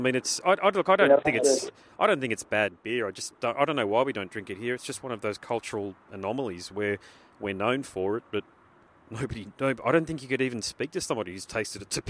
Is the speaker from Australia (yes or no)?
yes; Australia; being an Aussie